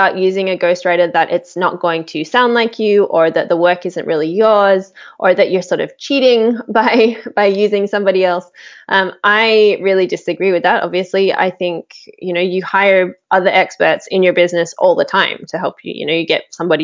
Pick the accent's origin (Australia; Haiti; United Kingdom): Australia; I grew up in Australia